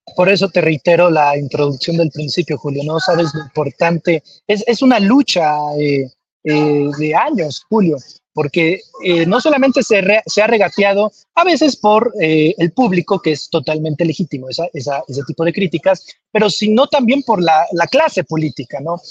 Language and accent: Spanish; Comalcalco, Tabasco, Mexico; yo soy de Comalcalco, Tabasco, eh, en el sureste